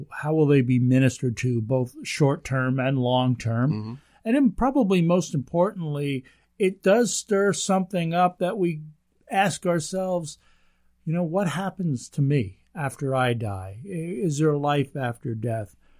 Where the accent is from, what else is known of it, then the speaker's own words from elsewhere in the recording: United States; we're American